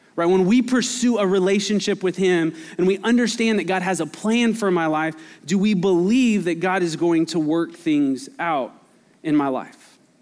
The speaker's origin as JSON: {"language": "English", "town": "Albuquerque", "region": "New Mexico", "country": "United States", "tie": "born or raised there", "moved": "yes", "lives_now": "Texas, United States", "said": "I grew up in Albuquerque"}